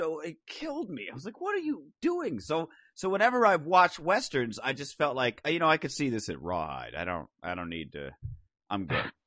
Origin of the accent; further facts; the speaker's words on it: Phoenix, Arizona, United States; growing up in Phoenix